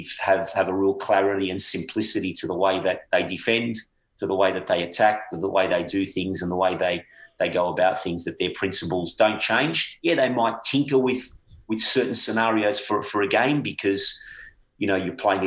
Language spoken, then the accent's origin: English; Australia; moved away as an adult; growing up in Australia